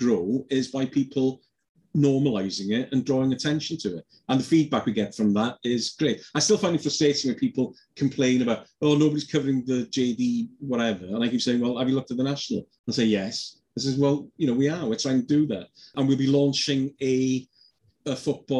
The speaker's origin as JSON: {"language": "English", "town": "Wrexham", "region": "Wales", "country": "United Kingdom", "tie": "born or raised there", "said": "Coming from the north myself, you know, when I was brought up in Wrexham, but I'm half Scouse."}